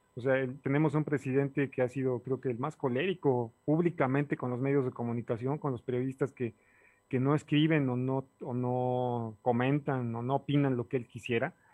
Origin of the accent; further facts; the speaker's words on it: Puebla, Mexico; como ciudadano poblano